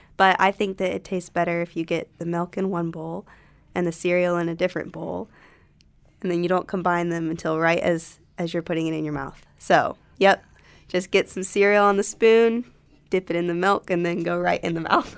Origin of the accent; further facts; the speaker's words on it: Concord, North Carolina, United States; My hometown is Concord, North Carolina, which is also near Charlotte